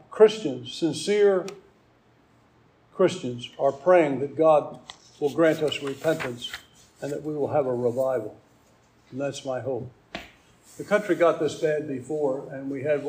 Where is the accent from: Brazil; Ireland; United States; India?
United States; growing up in America at the best time it ever was